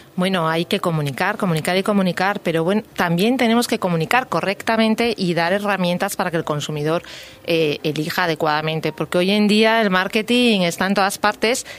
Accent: Galicia, Spain; yo vengo de Galicia, con lo cual ya lo llevo en los genes

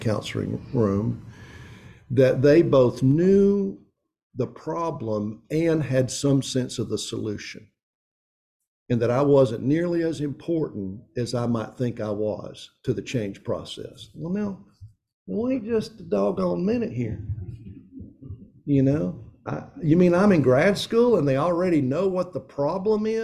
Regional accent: East Tennessee, United States; moved away as an adult; also born or lived in Philadelphia, Pennsylvania; now in Jackson, United States; I grew up in East Tennessee

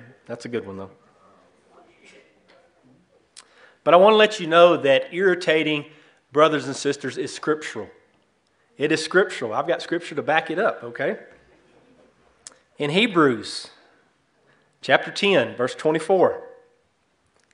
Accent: East Texas, United States; moved away as an adult; now in Dover, United States; We're originally from East Texas, what I'd call God's country

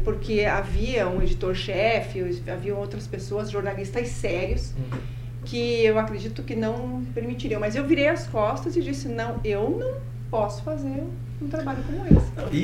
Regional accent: interior of Paraná, Brazil; also born or lived in Marechal Cândido Rondon / Matelândia / Ponta Grossa / São Paulo; Eu sou paranaense, sim. Eu nasci em Marechal Cândido Rondon. Ah. Passei a minha infância né, no interior do Paraná.

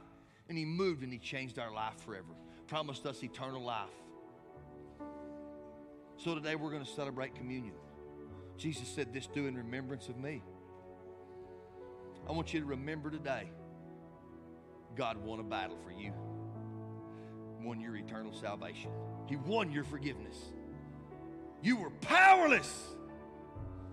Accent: West Texas, United States; we're from West Texas and we're taught courtesy

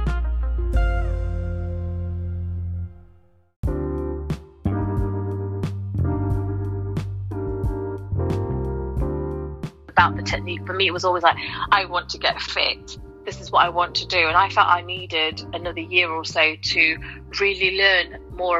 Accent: Nottingham, East Midlands, United Kingdom; I was a girl from Nottingham, born and bred from the community

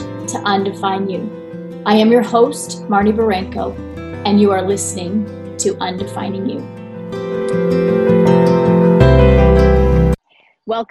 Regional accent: Iowa, United States; I grew up in Iowa, like farm girl

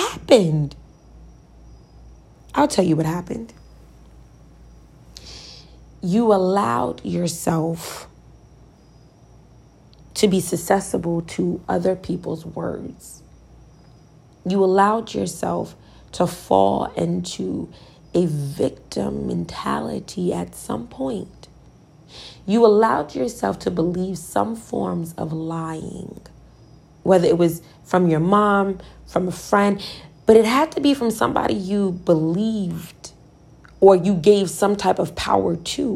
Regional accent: Virginia, United States; I'm from Virginia

